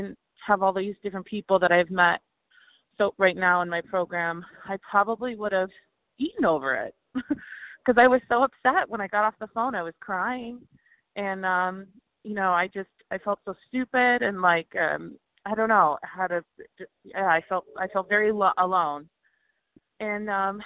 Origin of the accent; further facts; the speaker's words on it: Chicago, Illinois, United States; moved away as an adult; now in San Diego, United States; I'm from Chicago, but I just moved to San Diego.